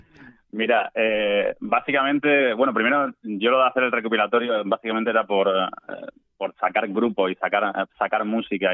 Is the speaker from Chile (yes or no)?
no; Andalusia, Spain; cómo me siento yo como andaluz